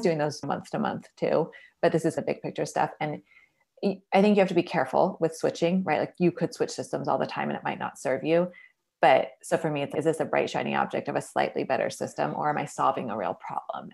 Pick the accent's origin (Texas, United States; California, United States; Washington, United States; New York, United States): Washington, United States; Seattle; now in Portland, United States; I'm originally from Seattle, Washington. I've been living in Portland, Oregon for more than a decade, so that's home now